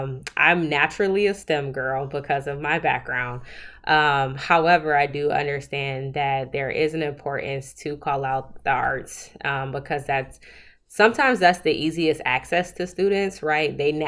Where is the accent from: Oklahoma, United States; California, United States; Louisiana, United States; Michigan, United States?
Michigan, United States; Southfield; So I'm actually originally from Southfield, Michigan, which is a suburb of Detroit, Michigan. Grew up there all my life.